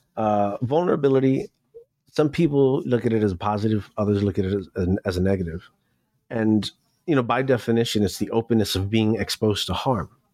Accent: New York City, New York, United States; also born or lived in Miami; I grew up in New York City. I was born in Miami, but I feel like I was born in New York City.

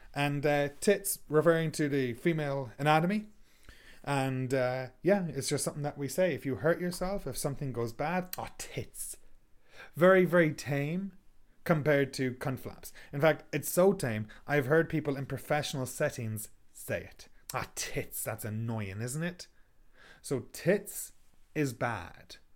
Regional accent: Ireland; now in Canada; I am from Ireland. I live in Canada.

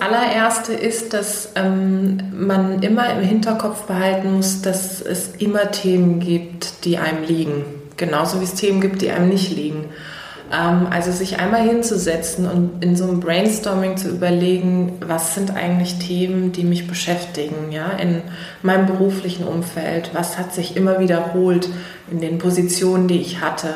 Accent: Karlsruhe, Baden-Württemberg, Germany; moved away as an adult; also born or lived in Heidelberg; now in Berlin, Germany; Ursprünglich komme ich aus Karlsruhe, das ist eine kleinere Stadt, ca. 300.000 Einwohner. Da bin ich groß geworden

